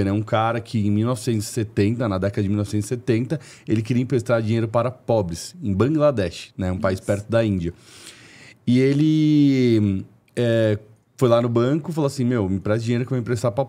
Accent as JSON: {"language": "Portuguese", "region": "São Paulo", "country": "Brazil", "said": "Eu venho de um bairro aqui de São Paulo é, classe média alta"}